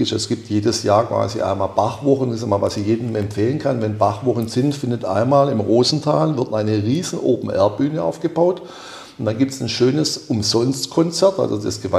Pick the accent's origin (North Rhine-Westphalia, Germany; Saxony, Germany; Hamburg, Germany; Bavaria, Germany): Saxony, Germany; Leipzig; als Leipziger, mal, klar. Also, ja. sagen, ich bin natürlich etwas voreingenommen letzten Endes durch den Standort Leipzig